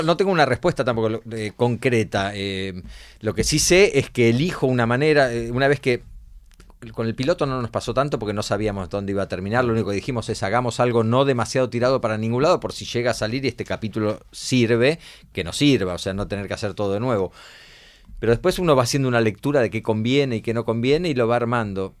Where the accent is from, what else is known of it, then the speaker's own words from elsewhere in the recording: Argentina; Nosotros somos Argentina